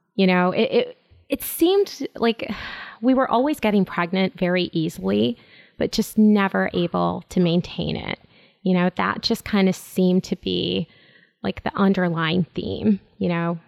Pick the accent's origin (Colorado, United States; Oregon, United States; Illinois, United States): Illinois, United States; Chicago; I'm born and raised in Chicago